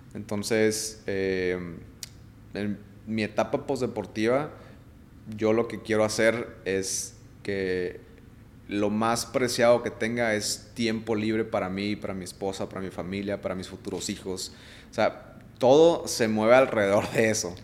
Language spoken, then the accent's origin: Spanish; Mexico; yo como atleta mexicano